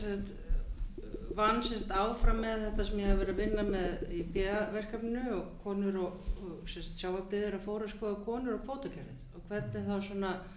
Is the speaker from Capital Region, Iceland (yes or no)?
yes; Hafnarfjörður, Capital Region, Iceland; also born or lived in Champaign-Urbana, Illinois / Minneapolis / New York / Cambridge, Massachusetts; now in Reykjavík, Iceland; ég er alveg upp í Hafnarferði